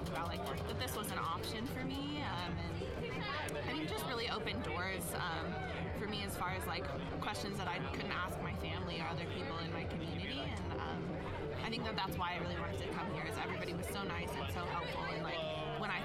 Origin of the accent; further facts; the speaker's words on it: Cortez, Colorado, United States; I'm from Cortez, Colorado